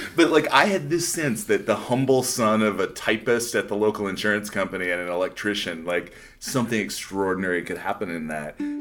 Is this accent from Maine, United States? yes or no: no; Northeast South Dakota, United States; also born or lived in Philadelphia / Washington, D.C. / Sioux Falls; I grew up in South Dakota